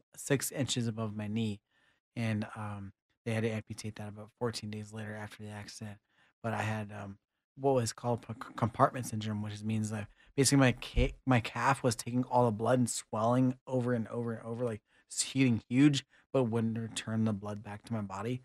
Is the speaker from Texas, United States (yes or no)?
yes; Kingsville, Texas, United States; I'm from Kingsville, Texas